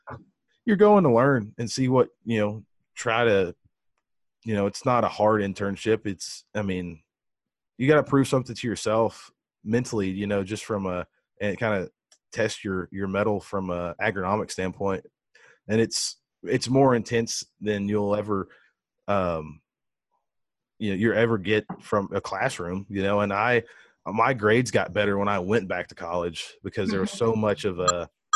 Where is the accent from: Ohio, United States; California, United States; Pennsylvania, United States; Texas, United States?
Texas, United States; between Houston and Victoria, the Texas coast, United States; I grew up in the Texas coast, between Houston and Victoria